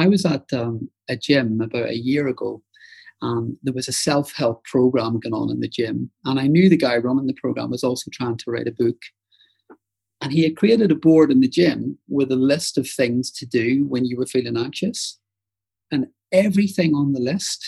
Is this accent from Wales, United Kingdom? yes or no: no; Northern Ireland, United Kingdom; moved away; I grew up in Northern Ireland